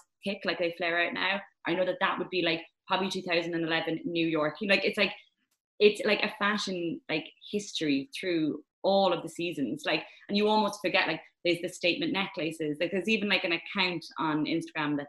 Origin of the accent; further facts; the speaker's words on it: Ireland; moved away as an adult; now in London, United Kingdom; as an Irish woman, right, who, when I first moved out of Ireland